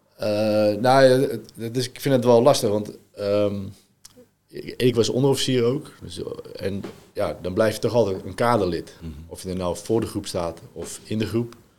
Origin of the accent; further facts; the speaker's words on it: Netherlands; also born or lived in France; ik ben in Frankrijk geboren. Ik ben op vijfjarige leeftijd naar Nederland verhuisd